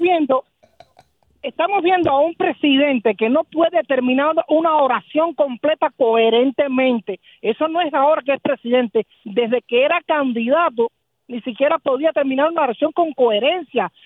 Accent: Cuba; now in United States; yo vi nacer el comunismo dentro de Cuba

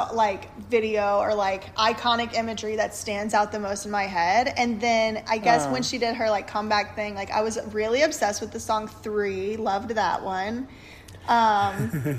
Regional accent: Louisiana, United States; I'm from Louisiana also

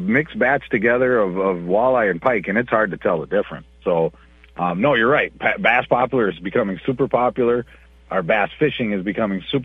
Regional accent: Upsala, Minnesota, United States; I grew up on Cedar Lake, which is by Upsala, Minnesota

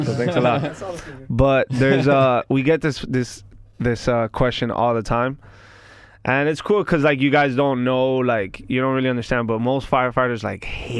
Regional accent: Miami, Florida, United States; Kendall, born and raised, Miami

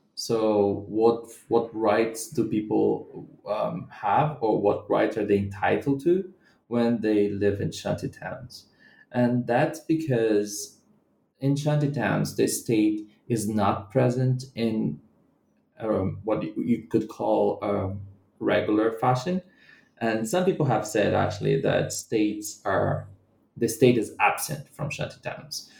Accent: Brazilian Midwest, Brazil; moved away as an adult; also born or lived in Bahia, Brazil / Rio de Janeiro, Brazil / United Kingdom; now in Salvador, Brazil; I'm not from the city of Rio, and I'm from the Brazilian Midwest

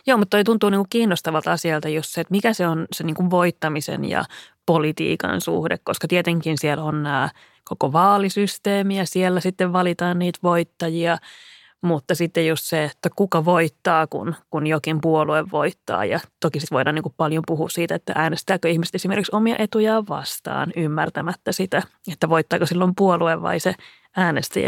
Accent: Lahti, Päijät-Häme, Finland; Mä olen kotoisin Lahdesta ja siellä perusoletus oli, että kaikki hiihtää

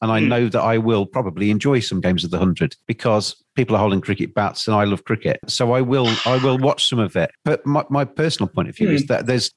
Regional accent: Lincolnshire, East Midlands, United Kingdom; moved away; I'm originally from Lincolnshire

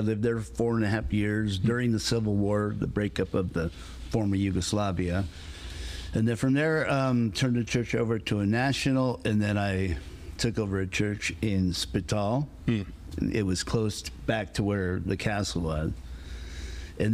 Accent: Flint, Michigan, United States; I was from Flint, so.

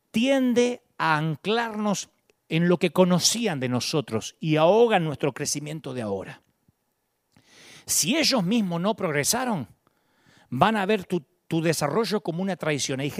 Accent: Kansas, United States; born there; Porque yo también nací en Kansas y sin recursos.

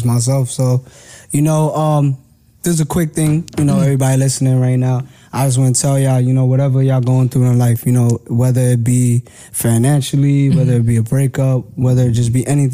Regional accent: New York City, New York, United States; my hood, because I love Brooklyn, East New York all day

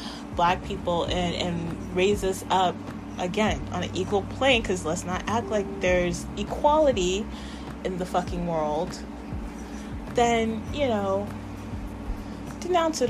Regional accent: United States; we, as the American people

